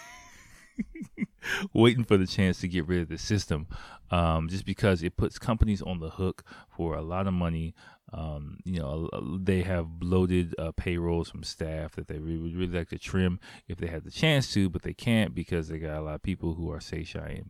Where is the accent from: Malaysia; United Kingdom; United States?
United States; moved away as an adult; now in Japan; I'm black. I'm from America.